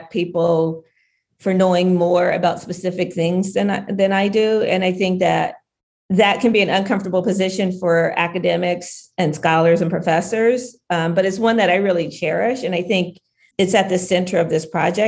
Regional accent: Southwest Ohio, United States; where we grew up in Southwest Ohio

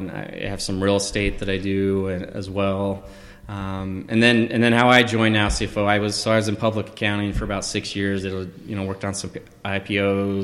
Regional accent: Southern Utah, United States; also born or lived in Idaho / Canada; I'm from Southern Utah originally. Lived in Idaho. I've lived in Canada.

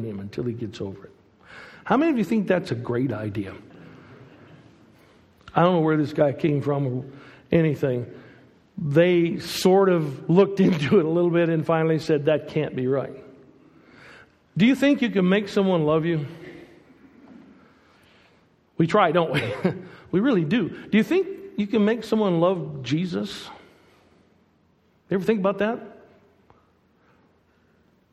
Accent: United States; moved away as an adult; also born or lived in Portugal; I'm American

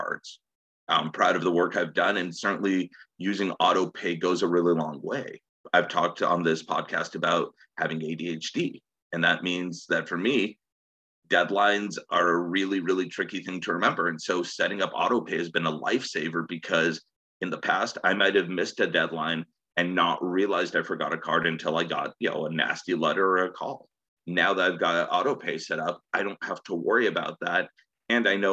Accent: San Jose, California, United States; moved away as an adult; also born or lived in Connecticut; I grew up in the Bay Area in San Jose

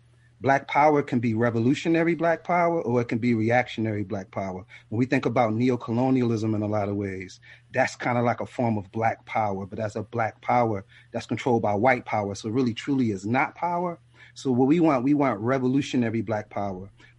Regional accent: Philadelphia, Pennsylvania, United States; also born or lived in the South; I'm from the South, but I grew up in North Philadelphia

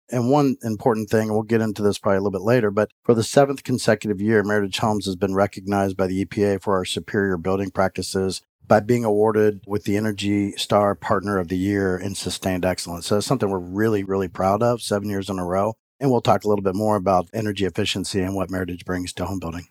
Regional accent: Florida, United States; moved away as an adult; also born or lived in Houston, Texas; now in Atlanta, United States; originally from Florida, born and raised in Florida

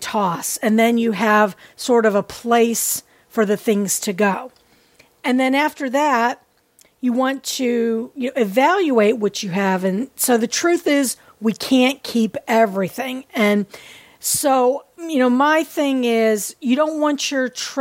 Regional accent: Pittsburgh, Pennsylvania, United States; Pittsburgh, Pennsylvania, which is my hometown.

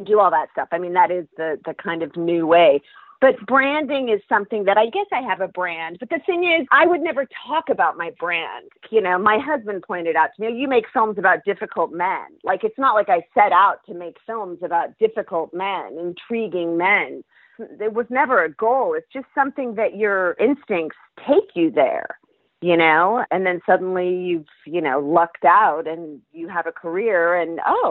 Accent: Central Valley, California, United States; moved away; I'm from the Central Valley

